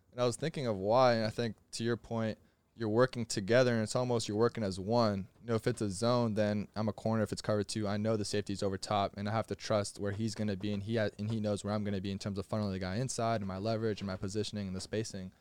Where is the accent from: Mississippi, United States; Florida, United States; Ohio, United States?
Florida, United States; I'm from Florida.